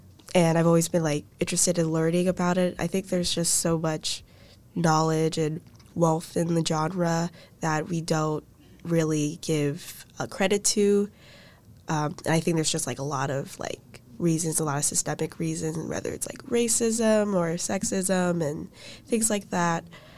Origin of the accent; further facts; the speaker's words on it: Orlando, Florida, United States; I'm a first year here at UVA. I'm from Orlando, Florida.